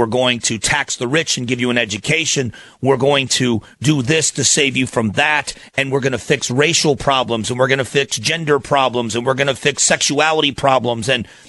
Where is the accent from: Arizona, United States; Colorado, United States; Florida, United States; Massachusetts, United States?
Arizona, United States; Phoenix; I'm from Phoenix, live in Phoenix, Arizona